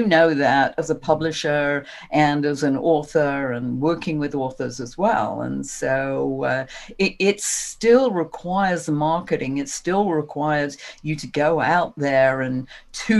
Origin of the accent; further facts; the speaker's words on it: England, United Kingdom; moved away as an adult; now in United States; I'm originally from England